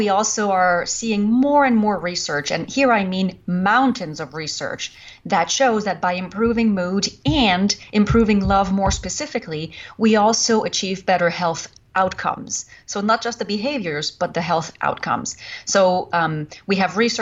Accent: Canada; accent: French Canadian; English is a second language; moved away as an adult; now in United States; I was French Canadian. I am French Canadian

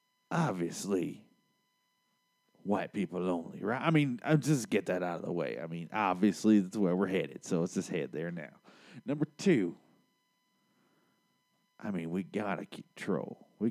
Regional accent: Gulfport, Mississippi, United States; Now, I come from Gulfport, Mississippi.

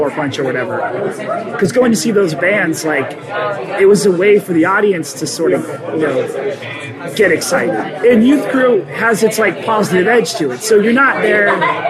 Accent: Rochester, United States; growing up in Rochester

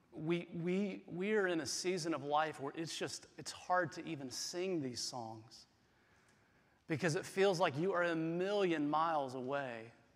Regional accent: South Carolina, United States; moved away as an adult; I grew up in the Southeast, I grew up in South Carolina.

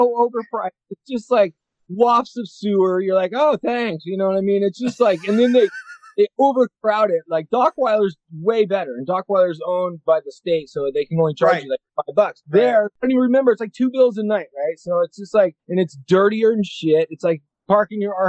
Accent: Riverside, California, United States; I was born in Riverside

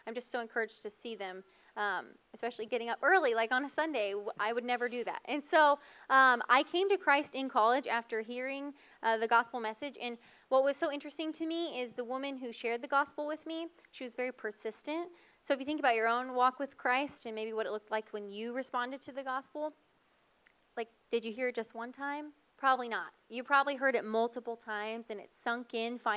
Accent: Missouri, United States; moved away as an adult; now in Texas, United States; I grew up in Missouri, born and raised, and never have lived anywhere else except now Texas.

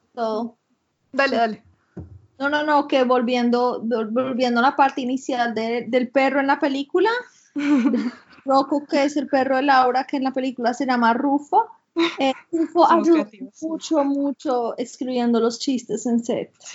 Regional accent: Colombia; moved away; also born or lived in United States; yo vivía en Colombia yo no era latina, yo me identificaba pues como colombiana

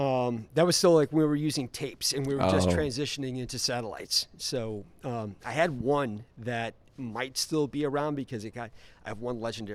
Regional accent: Omaha, Nebraska, United States; born there; I was born in Omaha.

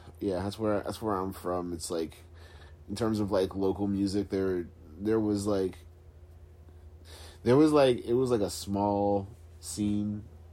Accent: Calvert County, Maryland, United States; moved away as an adult; now in Philadelphia, United States; So I moved to Philly in 2010. I was living in Maryland. I grew up in Maryland. What part? I'm from Calvert County.

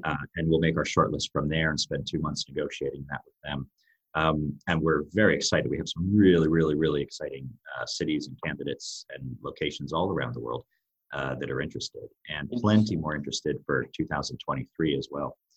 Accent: United States; accent: American; moved away as an adult; now in Europe; my American accent, I've been living in Europe for over 20 years as well

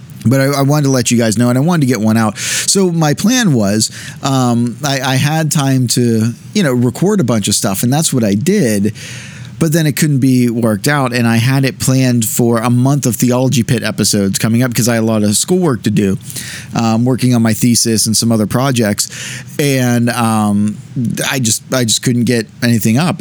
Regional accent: United States; as American Christians

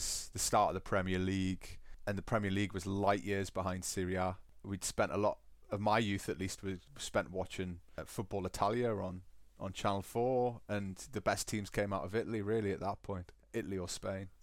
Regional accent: Newcastle upon Tyne, North East England, United Kingdom; accent: Geordie; now in Bavaria, Germany; I still have residual residual Geordie

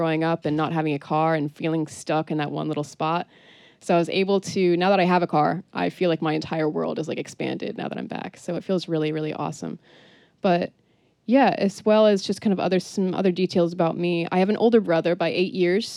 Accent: Colchester, Vermont, United States; also born or lived in New Hampshire / New Orleans; I am from Colchester, Vermont originally. Grew up there until I was 16.

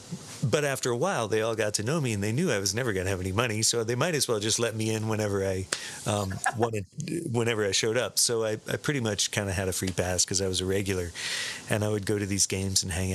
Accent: Sarasota, Florida, United States; I grew up in Sarasota, Florida

